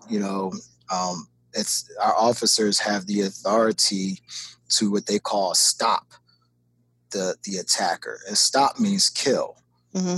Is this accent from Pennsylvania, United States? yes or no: yes; Philadelphia, Pennsylvania, United States; moved away as an adult; also born or lived in Tacoma, Washington; I'm from North Philadelphia